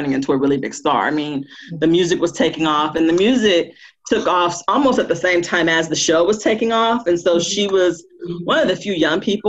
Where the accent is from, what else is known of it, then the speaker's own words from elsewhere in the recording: Compton, California, United States; I grew up in Compton, and those two cities are really close. In LA, it's about 15 minutes apart.